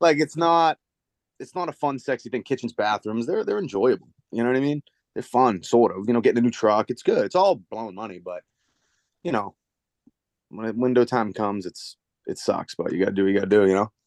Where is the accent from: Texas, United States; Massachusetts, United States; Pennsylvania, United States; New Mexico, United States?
Massachusetts, United States; Dracut; I grew up in Drake at Mass, right in the lower line. So that Merrimack Valley